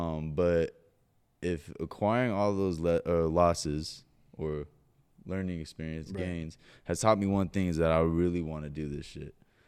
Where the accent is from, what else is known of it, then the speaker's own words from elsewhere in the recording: Huntington Beach, California, United States; I grew up in Huntington Beach, California.